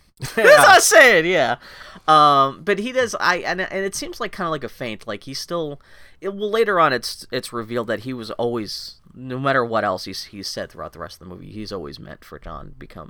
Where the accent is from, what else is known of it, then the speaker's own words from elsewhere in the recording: United States; as an American